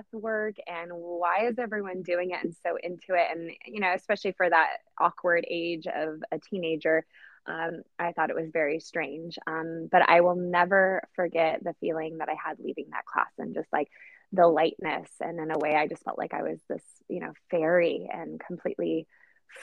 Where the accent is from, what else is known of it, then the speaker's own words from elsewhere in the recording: Poland; now in Oceanside, United States; I'm originally from Poland, hence the unusual name. And I currently live in South Oceanside in California